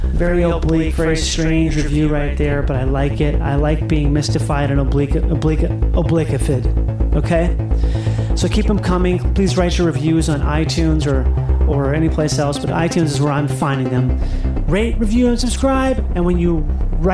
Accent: Rochester, Minnesota, United States; I'm from Rochester, Minnesota

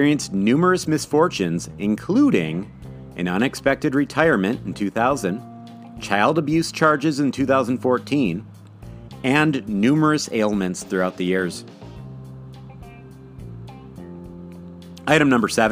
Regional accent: Midwest, United States; accent: Midwest; my Midwest accent

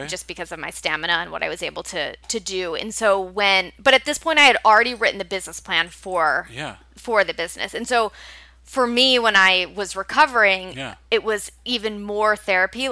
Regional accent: St. Louis, Missouri, United States; moved away as an adult; also born or lived in Cincinnati, Ohio; now in New York, United States; I'm from St. Louis originally.

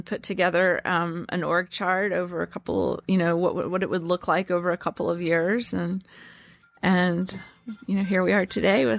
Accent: Louisiana, United States; In fact, we say that we're Southerners in the city, and I am from Louisiana, and she quickly learned the way that in which I think about things is truly reminiscent of how I was brought up

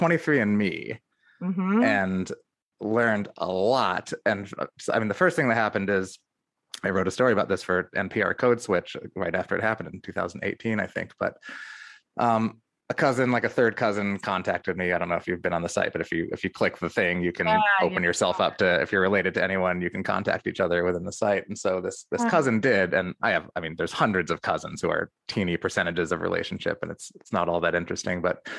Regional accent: Amherst, Massachusetts, United States; also born or lived in New York City / Cambridge; I was born in New York City in the Village, mm-hmm. fist bump. And then we moved a lot when I was a kid. We moved to Cambridge, Massachusetts, and then Amherst from there.

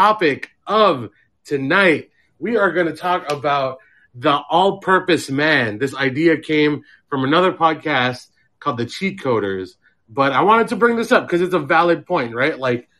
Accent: Philippines; But I'm talking about, as a Filipino man, these are the type of dudes that'll, like, yeah, they'll go to work, but they'll also, like, clean and, like, build stuff

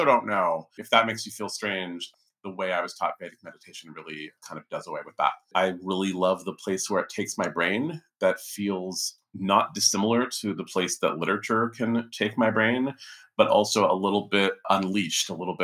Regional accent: California, United States; growing up in California in the 70s

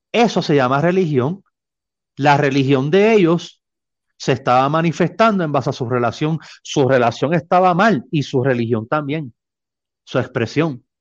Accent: Mexico; mí es, un honor compartir con gente de mi tierra. Aquí estoy rodeado de mexicanos.

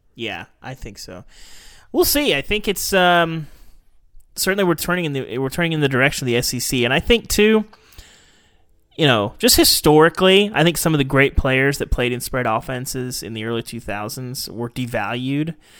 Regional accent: Arkansas, United States; Growing up in Arkansas

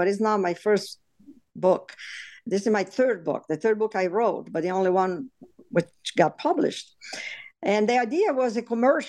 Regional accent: Italy; English is a second language; moved away as an adult; also born or lived in New York City; now in United States; I was born in Italy, and I came here actually after medical school. So by the time I came here, I really spoke very little English.

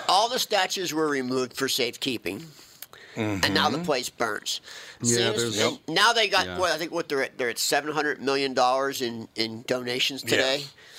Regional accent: Philadelphia, Pennsylvania, United States; my hometown, Philadelphia.

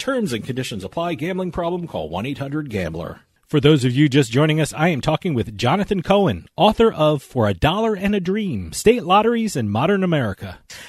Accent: New York area, New Jersey, United States; when I was growing up in New Jersey, New York area

